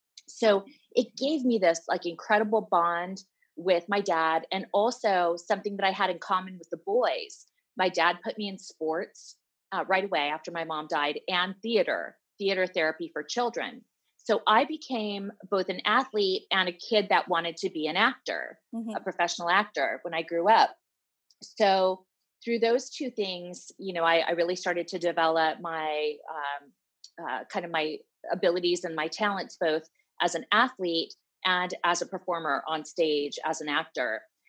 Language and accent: English; Chicago, Illinois, United States; born there; Well, I was born in Chicago and to an immigrant mother.